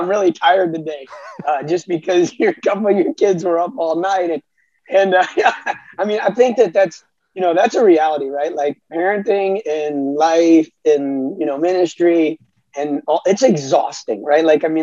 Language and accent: English; South Florida, United States; also born or lived in Alabama; I grew up in South Florida